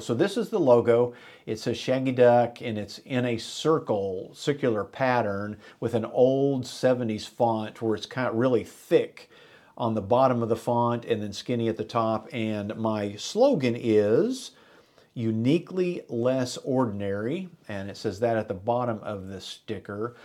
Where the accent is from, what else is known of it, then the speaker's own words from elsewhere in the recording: Enid, Oklahoma, United States; me and my buddies growing up in Enid, Oklahoma